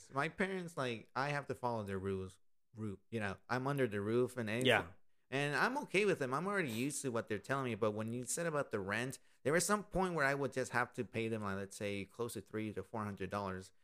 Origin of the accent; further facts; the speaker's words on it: Austin, Texas, United States; This has been my hometown for 24 years